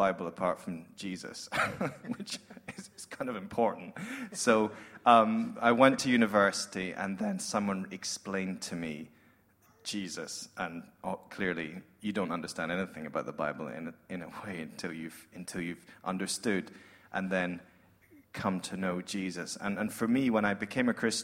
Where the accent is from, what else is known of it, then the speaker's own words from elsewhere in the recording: Scotland, United Kingdom; accent: Scottish; moved away as an adult; now in Sydney, Australia; I come from Scotland, as you might guess.